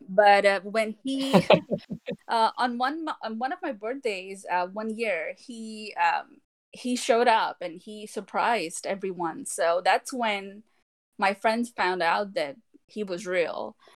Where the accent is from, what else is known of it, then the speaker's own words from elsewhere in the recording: India; now in Texas, United States; us Indians